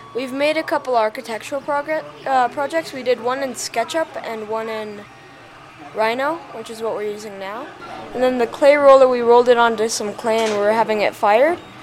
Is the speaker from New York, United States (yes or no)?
yes; Albany, New York, United States; I'm from Albany, New York, and we're here at Anderson Ranch.